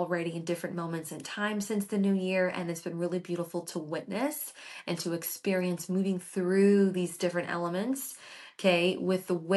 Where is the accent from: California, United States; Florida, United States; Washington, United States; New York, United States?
Florida, United States; I was born and raised in Florida